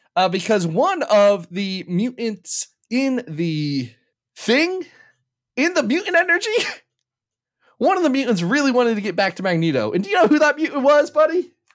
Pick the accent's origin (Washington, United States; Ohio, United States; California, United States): Ohio, United States